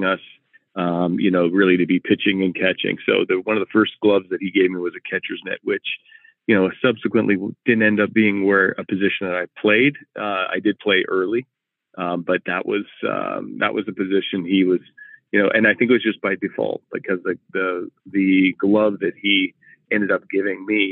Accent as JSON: {"language": "English", "town": "Nanaimo", "region": "British Columbia", "country": "Canada", "tie": "born or raised there", "also_born_or_lived": "Vancouver, British Columbia", "said": "the separation of my parents, we ended up moving over to Nanaimo"}